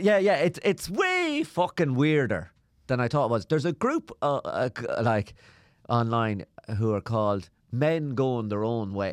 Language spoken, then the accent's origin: English; Ireland; I'm from Ireland.